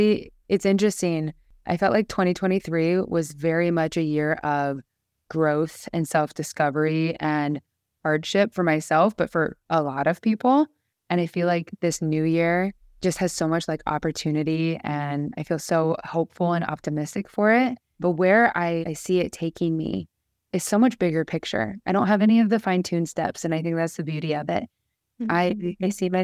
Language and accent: English; Midwest, United States; I turned 30 this year. I'm from the Midwest, right?